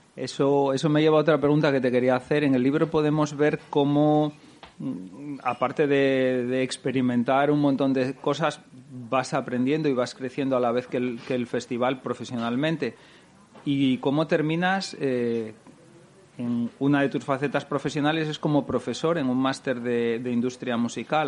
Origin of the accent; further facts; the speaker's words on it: Gijón, Asturias, Spain; Fue la primera vez que me fui de Gijón